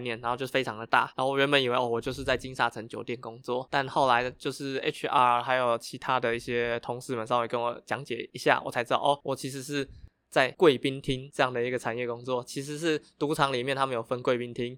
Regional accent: Taiwan; 那我就从小都在台湾长大，我只有每年寒暑假才会回到菲律宾，去那边体验当地的生活

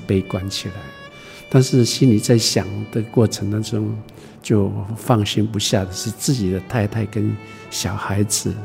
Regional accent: Fangliao, Pingtung County, Taiwan; 我在芳寮出生长大的

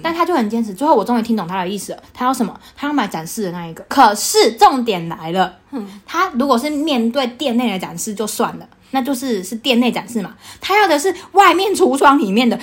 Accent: Taichung, Taiwan; moved away as an adult; now in London, United Kingdom; 我还遇过一家人，他说他也是台中人， 哦 然后细问之下发现在我家后面那一条街

